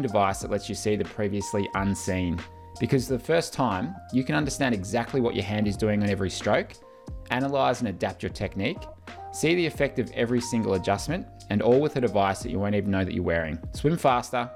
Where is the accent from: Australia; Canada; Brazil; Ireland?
Australia; as an Australian